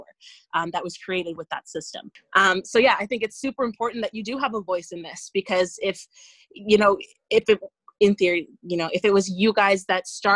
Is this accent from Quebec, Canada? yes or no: no; Ontario, Canada; I grew up in Ontario